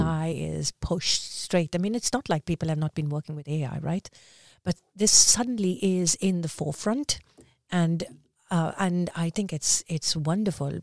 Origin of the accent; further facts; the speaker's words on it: India; also born or lived in Dubai / Västerås, Sweden; now in Stockholm, Sweden; as an Indian